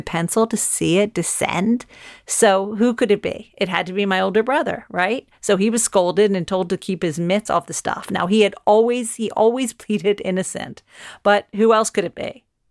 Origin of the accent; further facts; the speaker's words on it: United States; now in London, United Kingdom; I am an American living in London